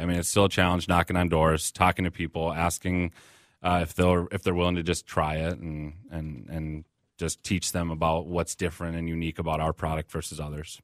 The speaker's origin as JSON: {"language": "English", "town": "Burnsville", "region": "Minnesota", "country": "United States", "tie": "born or raised there", "said": "we're also Minnesotans. Like, I grew up here, you know, I'm, I'm a Midwesterner"}